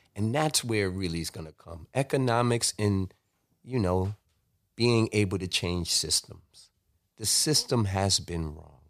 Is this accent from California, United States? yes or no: no; New York City, New York, United States; I grew up in Flatbush, Brooklyn